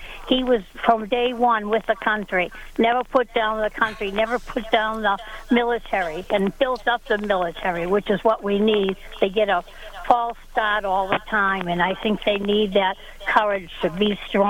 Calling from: Pembroke, New Hampshire, United States; Pembroke, New Hampshire. But I come 3 days a week. I come from Massachusetts to New Hampshire after visiting my brother, who's bedridden.

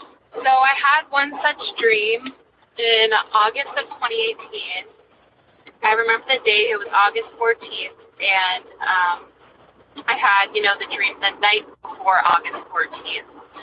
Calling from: New Hampshire, United States; I'm calling from New Hampshire.

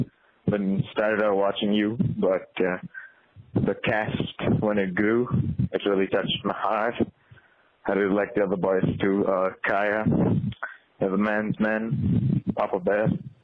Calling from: India; I'm calling from India

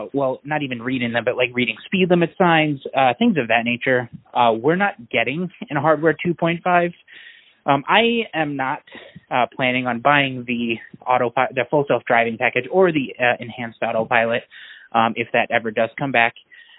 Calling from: Minneapolis, Minnesota, United States; I'm calling from Minneapolis.

